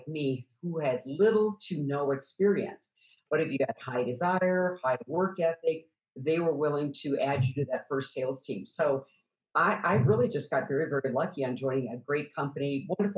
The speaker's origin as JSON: {"language": "English", "region": "Midwest", "country": "United States", "tie": "born or raised there", "said": "I grew up in the Midwest on a farm"}